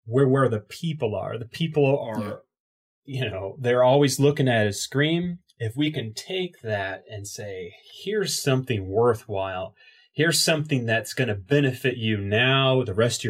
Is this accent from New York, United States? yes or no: no; Indiana, United States; from Indiana